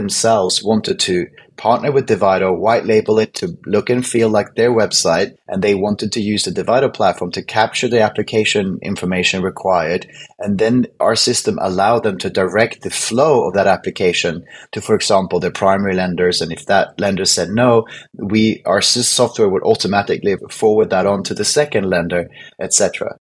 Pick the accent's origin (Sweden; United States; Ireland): Sweden; moved away as an adult; now in London, United Kingdom; I moved from Sweden in 2004 to London. And because I'm Swedish